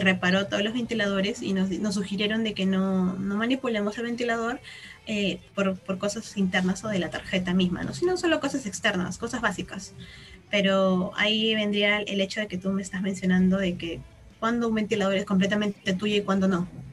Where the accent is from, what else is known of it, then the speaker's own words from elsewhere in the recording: Peru; Todos somos peruanas de la católica